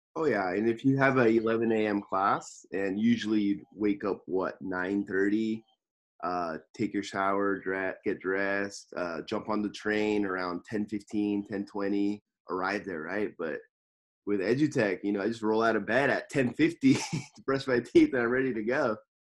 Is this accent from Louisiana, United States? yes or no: no; Los Angeles, California, United States; now in Tokyo, Japan; I'm from Los Angeles, California, and I'm living in Tokyo, Japan